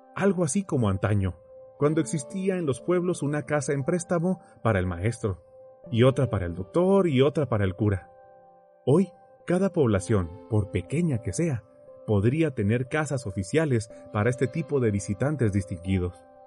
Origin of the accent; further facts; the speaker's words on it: Mexico; en mi país, México, casi no hay extranjeros viviendo entre nosotros